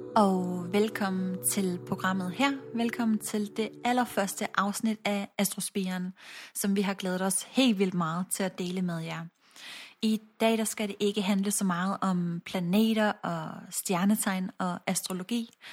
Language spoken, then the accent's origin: Danish; Odense, Southern Denmark, Denmark; jeg er født og opvokset i Odense